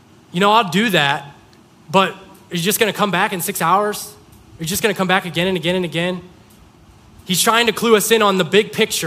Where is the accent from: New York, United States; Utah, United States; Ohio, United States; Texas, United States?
Ohio, United States; Mogadore; I'm from Mogador, population 3,000.